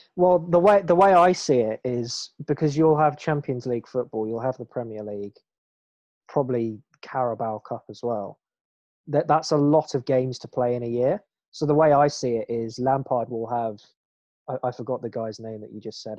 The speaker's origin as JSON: {"language": "English", "region": "England", "country": "United Kingdom", "said": "we are English"}